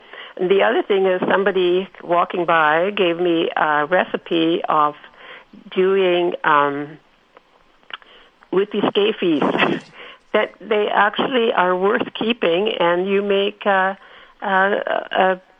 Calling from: Winnipeg, Manitoba, Canada

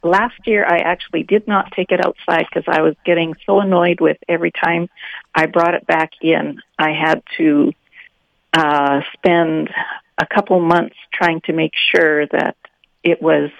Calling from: New Bothwell, Manitoba, Canada; New Bothwell.

